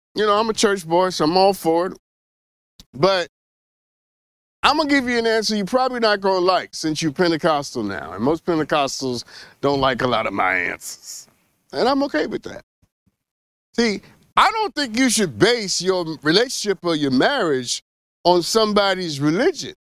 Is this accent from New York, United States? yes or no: yes; New York, United States; I am from New York, specifically Flushing, New York